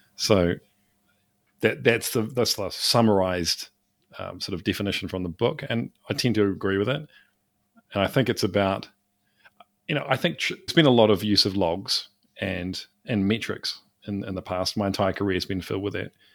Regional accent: New Zealand; I'm from New Zealand, small country.

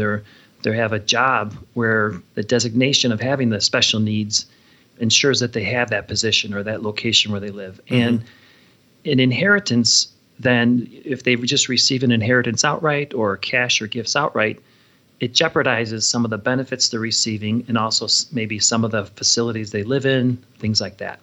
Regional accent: Chicago, Illinois, United States; now in Valparaiso, United States; I grew up in Chicago

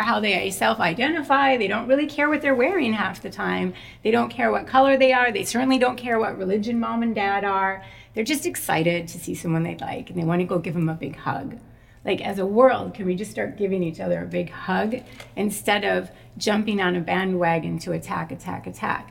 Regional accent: Minnesota, United States; I grew up in Minnesota, and in Minnesota is really very white

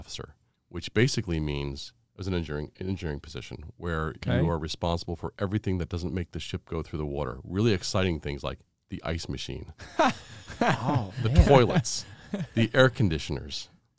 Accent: New Jersey, United States; born there; So I tell people I was born in New Jersey, but I'm not from New Jersey.

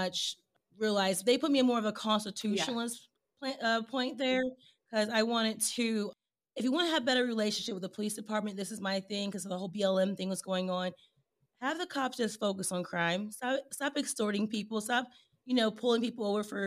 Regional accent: Indiana, United States; moved away as an adult; also born or lived in Texas; I was actually born and raised in Indiana, in the cornfields and the bean fields

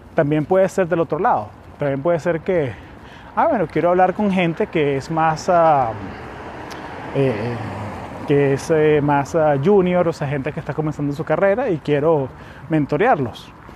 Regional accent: Venezuela; now in United States; yo soy venezolano, vivo aquí en Estados Unidos hace ya casi 20 años

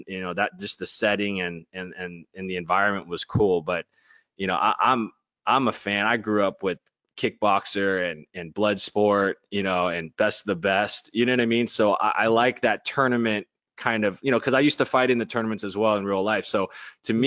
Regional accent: Bay Area, California, United States; also born or lived in Los Angeles; I was born and raised in Los Angeles, and we moved, my family and I moved to the Bay Area when I was about 7 or 8

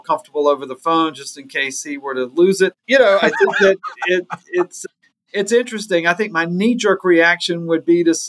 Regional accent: Gaffney, South Carolina, United States; moved away; I'm originally from Gaffney, South Carolina

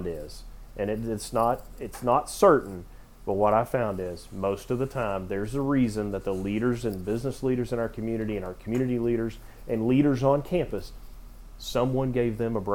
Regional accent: Knoxville, Tennessee, United States; I'm from Knoxville

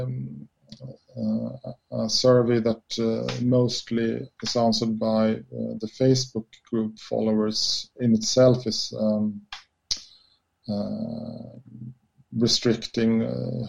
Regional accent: Sweden; we all as Swedes growing up in Sweden

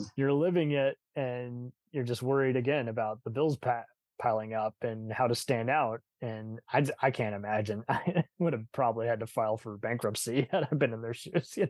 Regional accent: Texas, United States; I'm a Texan, but I got family in San Francisco

